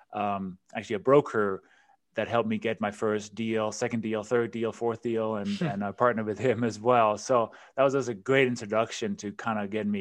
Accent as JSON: {"language": "English", "country": "Denmark", "second_language": "English", "moved": "as an adult", "said": "So as you can probably hear from my accent and my name, I wasn't born in this country. And you mentioned in the intro, you know, I immigrated from Denmark, quite a long time ago, 25 years ago."}